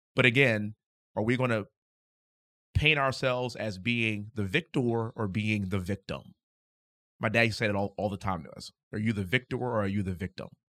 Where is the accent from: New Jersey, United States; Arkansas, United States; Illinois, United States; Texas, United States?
Texas, United States; Houston; moved away; also born or lived in Ithaca, New York; I'm from Houston, Texas.